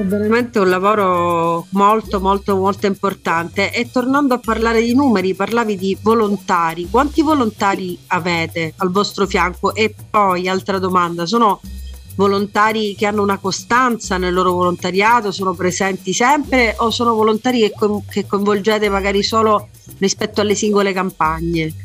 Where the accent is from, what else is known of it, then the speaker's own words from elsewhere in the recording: Messina, Sicily, Italy; sono messinese